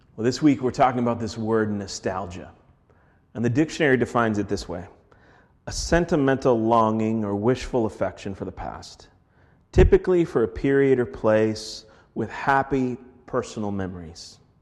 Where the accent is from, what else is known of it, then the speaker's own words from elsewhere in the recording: Minneapolis, Minnesota, United States; moved away; I'm from Minneapolis